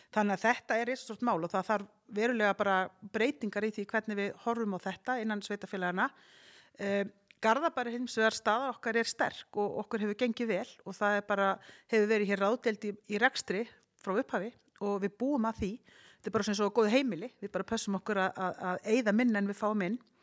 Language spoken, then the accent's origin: Icelandic; Garðabær, Capital Region, Iceland; Ég er búin að alast upp í Garðabæ